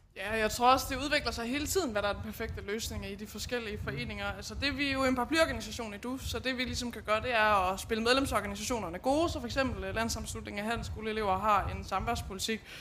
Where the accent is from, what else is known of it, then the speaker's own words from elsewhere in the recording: Lind, Central Denmark Region, Denmark; nu kommer jeg selv fra Lind, lidt syd for Herning